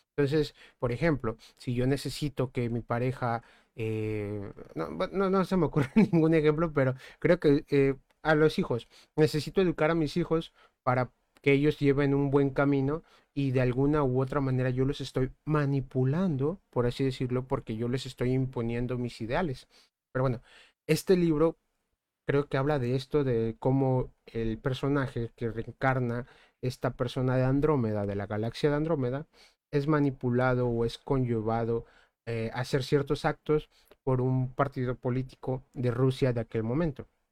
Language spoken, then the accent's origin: Spanish; Mexico; nosotros somos mexicanos